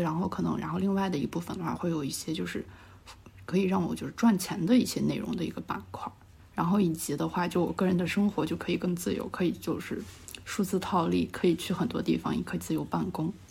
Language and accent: Chinese; Shaanxi, China; moved away as an adult; also born or lived in Xi'an; now in Shanghai, China; 我家在陕西那边，就是因为我从，就是我是第一份工作，我是在西安的，然后我从西安裸辞来到了上海